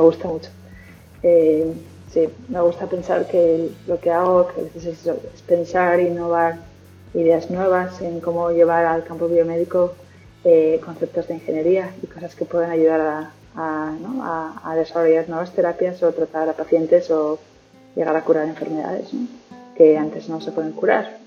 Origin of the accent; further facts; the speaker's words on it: Pamplona, Navarre, Spain; moved away as an adult; now in Perth, Australia; soy de Pamplona, aunque ya desde hace un par de años tengo también la nacionalidad australiana y ya llevo siete años viviendo en este país.